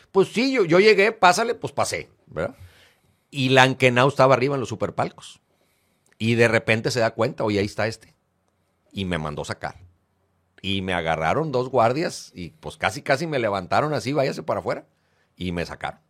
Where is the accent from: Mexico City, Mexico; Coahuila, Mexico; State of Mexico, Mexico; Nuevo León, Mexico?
Nuevo León, Mexico; Monterrey; also born or lived in Uruguay; Y yo me vengo a México, a, ah, bueno, a Monterrey, desde 1973, cuando yo tenía seis años